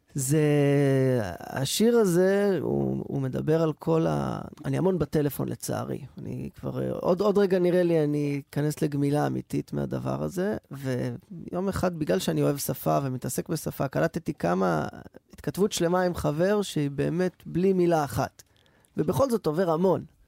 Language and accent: Hebrew; Rehovot, Central District, Israel; כשהייתי ילד ברחובות